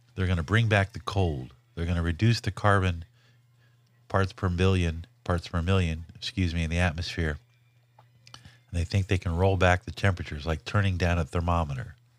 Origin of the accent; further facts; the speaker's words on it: Los Angeles, California, United States; I grew up in Watts, Linwood, Compton, South L A, as a white kid during the sixties and seventies